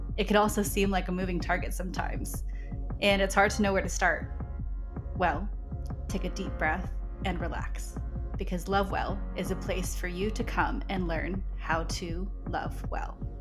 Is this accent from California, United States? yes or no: yes; Redlands, California, United States; my hometown, Redlands, California